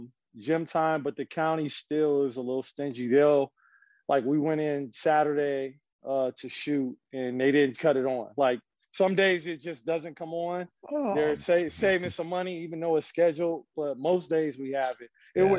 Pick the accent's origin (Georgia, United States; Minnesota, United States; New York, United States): Minnesota, United States; now in Florida, United States; I'm from Minnesota